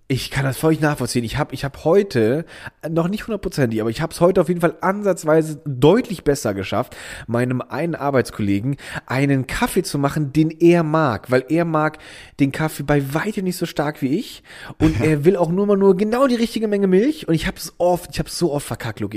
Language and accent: German; Miesenheim, Rhineland-Palatinate, Germany; im Dorf Miesenheim, wo ich aufgewachsen bin